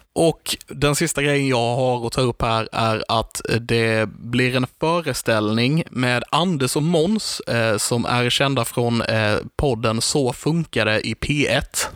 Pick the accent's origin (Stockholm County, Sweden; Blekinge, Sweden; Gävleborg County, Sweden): Blekinge, Sweden; Karlshamn; vi är från Karlshamn